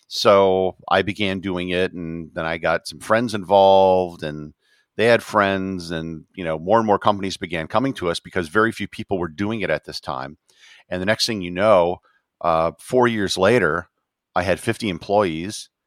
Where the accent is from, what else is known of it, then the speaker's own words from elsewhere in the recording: Wisconsin, United States; Uh, Wisconsin.